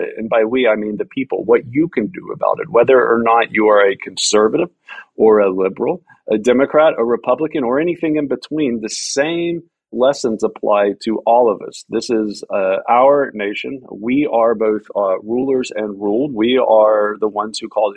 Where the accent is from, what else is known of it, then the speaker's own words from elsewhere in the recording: Deep South, United States; moved away; I grew up in the South. I grew up in the deep South